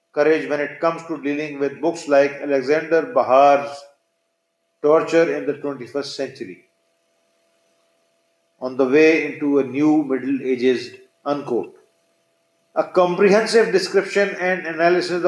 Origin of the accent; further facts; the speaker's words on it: Pakistan; having been born and bred in Pakistan